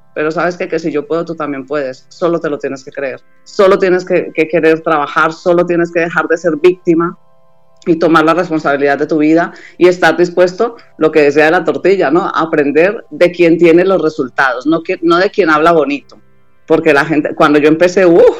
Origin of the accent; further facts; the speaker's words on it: Colombia; now in Spain; soy, colombiana